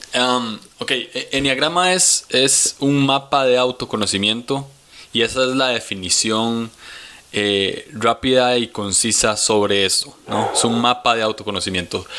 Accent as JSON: {"language": "Spanish", "region": "San José", "country": "Costa Rica", "tie": "born or raised there", "said": "ahorita estoy en San José, Costa Rica. Aquí es donde he vivido toda mi vida. Soy tico."}